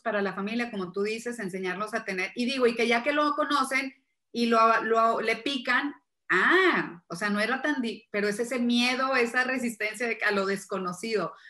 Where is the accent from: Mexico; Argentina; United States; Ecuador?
Mexico; Monterrey, Nuevo León; soy de Monterrey, vivo en Monterrey, México